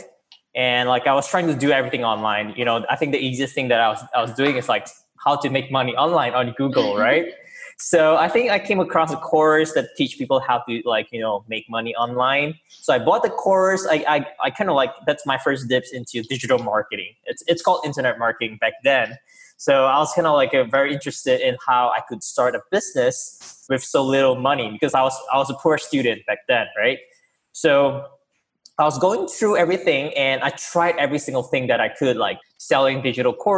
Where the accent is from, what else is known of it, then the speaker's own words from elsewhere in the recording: Singapore; I come from Singapore.